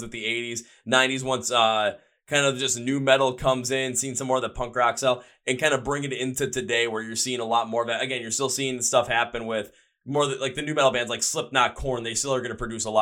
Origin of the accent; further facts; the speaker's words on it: Milwaukee, Wisconsin, United States; I'm in my hometown of Milwaukee